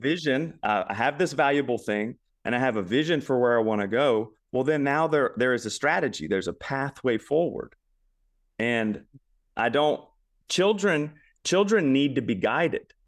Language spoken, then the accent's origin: English; Baton Rouge, Louisiana, United States; now in Memphis, United States; But I am from Louisiana. originally